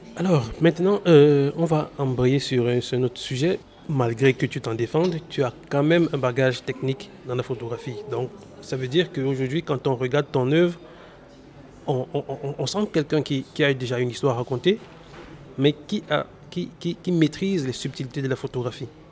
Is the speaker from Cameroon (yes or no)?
yes; Cameroon; chez nous au Cameroun